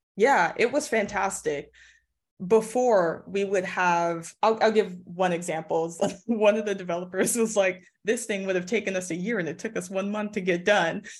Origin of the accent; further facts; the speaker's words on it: Los Angeles, California, United States; I live in the Valley of L A. So it's really calm, really chill area, but also not, like, about twenty minutes away from, like, downtown in Hollywood. So it's not far from all the action, but that's where I grew up, and I'm back here.